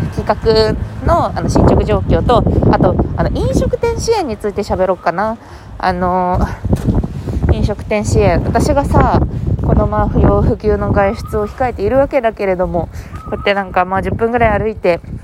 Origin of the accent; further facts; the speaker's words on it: Fukuoka, Japan; moved away; 福岡出身